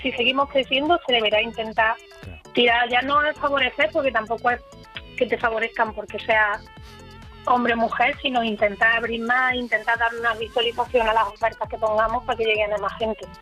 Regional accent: Jaén, Andalusia, Spain; now in Seville, Spain; yo soy de Jaén

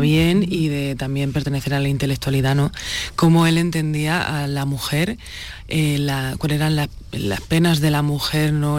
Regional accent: Murcia, Region of Murcia, Spain; also born or lived in Granada; soy de Murcia

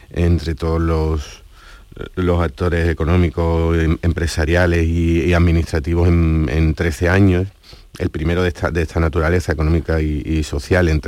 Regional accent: Andalusia, Spain; como ciudadano andaluz

